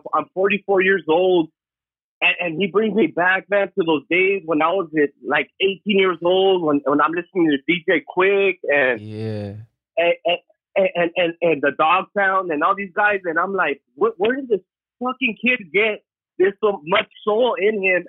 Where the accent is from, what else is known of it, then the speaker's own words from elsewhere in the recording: Los Angeles, California, United States; I'm from East LA, man. My whole family's from East LA.